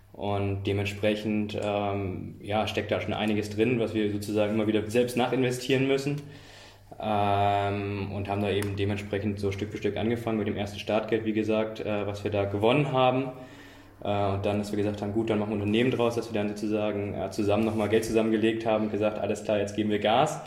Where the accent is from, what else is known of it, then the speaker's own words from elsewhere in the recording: Germany; moved away as an adult; now in Braunschweig, Germany; ich komme eben aus der Nähe von Hamburg